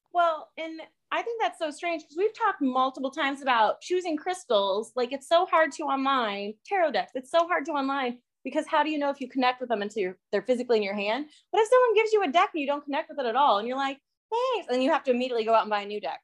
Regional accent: Iowa, United States; I'm from Iowa

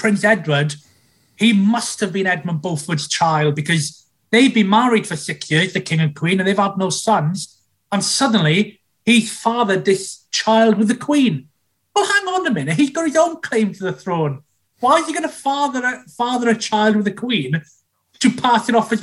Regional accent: Wales, United Kingdom; as a Welshman

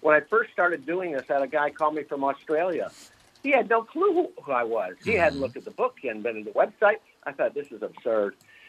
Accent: Fort Lauderdale, Florida, United States; I grew up in Fort Lauderdale, and within a 7-year period, a 7-mile radius.

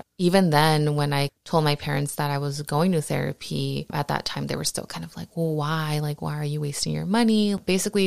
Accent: Huntington Park, California, United States; also born or lived in Downey; I grew up in Southeast LA, Huntington Park, and in Downey

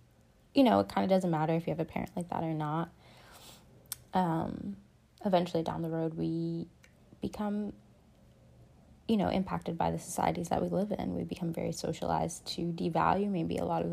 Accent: New York, United States; also born or lived in Massachusetts; I was born in New York State, and by the time I was 4 years old, I was actually living between states, between Massachusetts, the Berkshires, and New York, each weekend

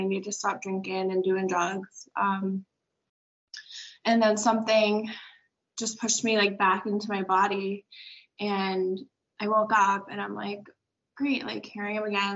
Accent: Braintree, Massachusetts, United States; I'm from Braintree, Massachusetts

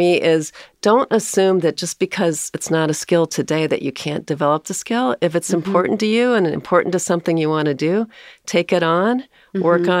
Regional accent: South Bend, Indiana, United States; also born or lived in Fort Worth, Texas; I was born in Fort Worth, Texas. I have three brothers, so I'm the third of four. My dad, my parents moved from Texas to South Bend, Indiana when I was five, so

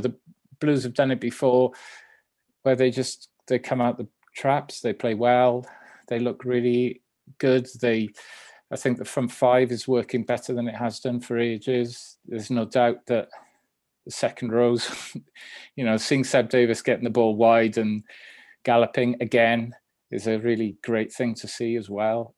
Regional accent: Swansea, Wales, United Kingdom; I ended up going straight into the first team at the school because I was from South Wales

